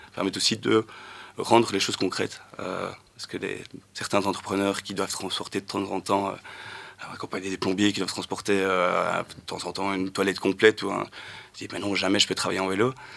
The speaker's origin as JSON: {"language": "French", "town": "Luttre", "region": "Wallonia", "country": "Belgium", "tie": "born or raised there", "said": "j'ai grandi à Lutre, dans un petit village entre Charleroi et Nivelles"}